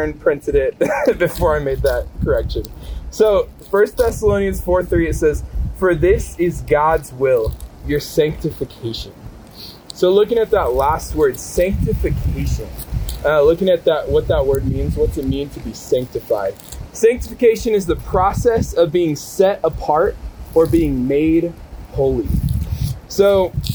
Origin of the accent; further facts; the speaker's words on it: Kansas City, United States; So I grew up in Kansas City, kind of like Nate's story of kind of like the farm boy type lifestyle. That was not me at all. I grew up 10-15 minutes from downtown Kansas City.